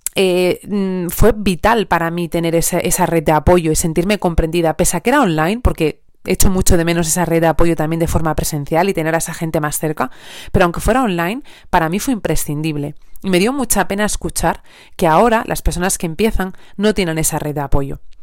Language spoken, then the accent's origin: Spanish; Asturias, Spain; moved away as an adult; now in Elche, Spain; yo soy asturiana, pero actualmente vivo en Elche